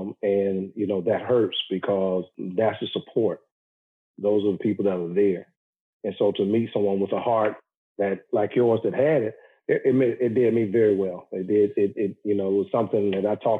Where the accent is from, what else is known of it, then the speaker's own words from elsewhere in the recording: the South, United States; I grew up in the South